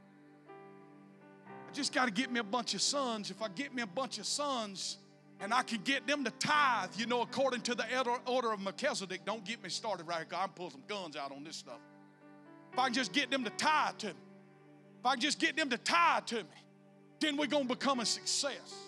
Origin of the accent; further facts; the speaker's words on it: South Georgia, United States; also born or lived in Bacon County, Georgia; I was born and raised in South Georgia